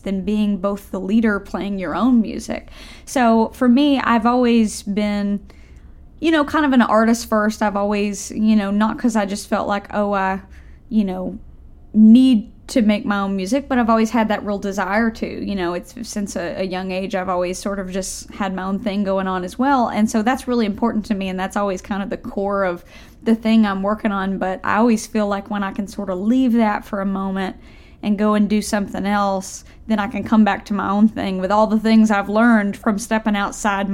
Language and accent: English; Tennessee, United States; also born or lived in Nashville, Tennessee; I grew up in Tennessee. I live in Nashville now, but I grew up a couple hours away out in the country